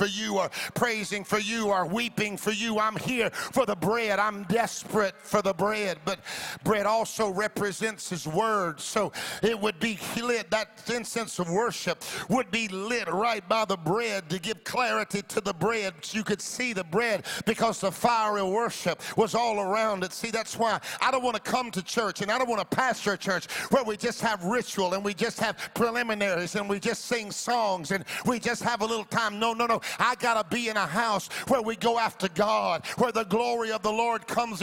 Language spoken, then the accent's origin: English; the Deep South, United States; also born or lived in Florida; I grew up in the South. Come on now. The deep South I was born